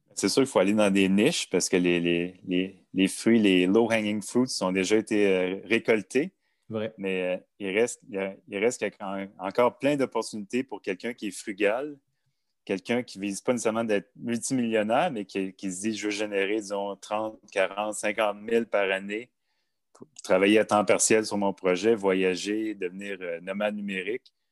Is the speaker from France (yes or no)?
no; Montreal, Quebec, Canada; J'ai grandi en banlieue de Montréal, de deux parents fonctionnaires